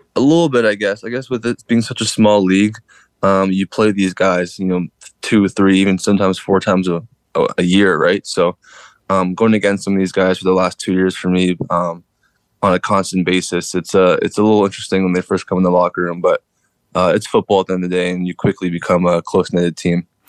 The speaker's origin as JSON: {"language": "English", "town": "Winnipeg", "region": "Manitoba", "country": "Canada", "tie": "born or raised there", "moved": "as an adult", "lives_now": "Hamilton, Canada", "said": "Growing up in Winnipeg, I'm kind of, I'm kind of, I guess, used to the cold, you could say."}